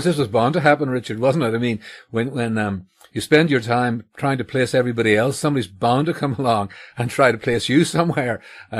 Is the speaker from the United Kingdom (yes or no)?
yes; Northern Ireland, United Kingdom; So, you know, I grew up here in Northern Ireland in a version of Scots Presbyterianism.